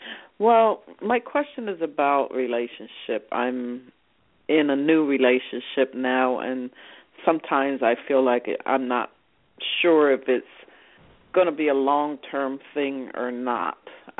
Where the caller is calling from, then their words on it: New Jersey, United States; I'm calling from New Jersey.